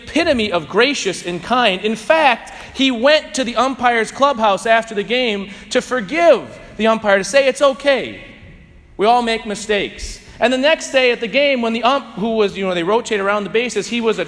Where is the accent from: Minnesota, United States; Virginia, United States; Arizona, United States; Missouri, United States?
Missouri, United States; St. Louis; now in Bloomington, United States; I grew up in St. Louis, so I'm a diehard Cardinal fan